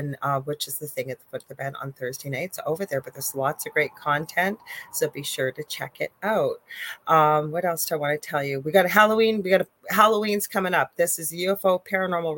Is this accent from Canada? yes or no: yes; Canada; I am a Canadian spiritual medium and psychic